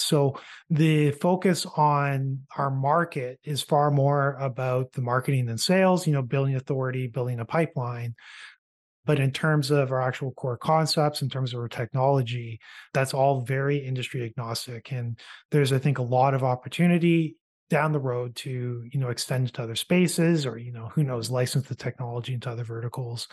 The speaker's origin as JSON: {"language": "English", "country": "Canada", "said": "a Canadian entrepreneur"}